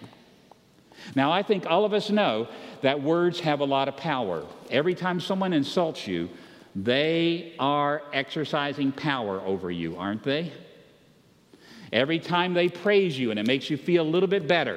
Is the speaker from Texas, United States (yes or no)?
no; Roanoke, Virginia, United States; I grew up in Roanoke, Virginia